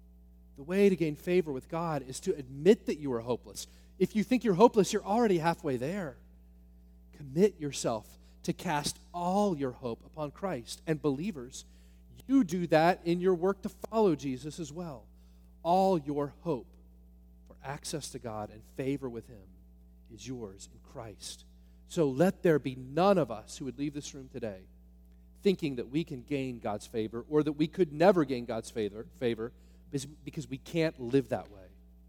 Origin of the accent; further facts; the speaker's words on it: Northwest Ohio, United States; I grew up in Northwest Ohio near the home of the astronaut Neil Armstrong